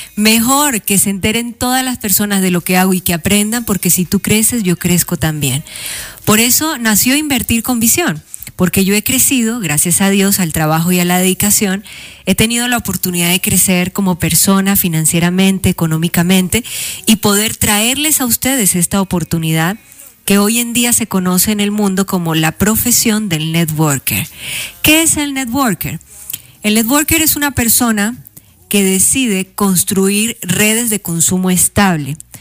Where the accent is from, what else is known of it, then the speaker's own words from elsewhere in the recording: Colombia; now in Mexico City, Mexico; yo orgullosamente colombiana representando a mi tierra, representando a mi país aquí desde Ciudad de México